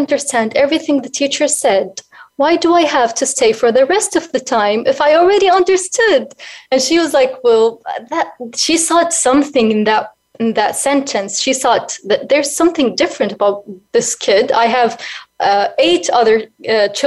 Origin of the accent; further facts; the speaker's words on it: Sarat Abidah, Asir, Saudi Arabia; now in Riyadh, Saudi Arabia; I currently live in Riyadh, but I'm originally from Sarat Abida, which is near to the south.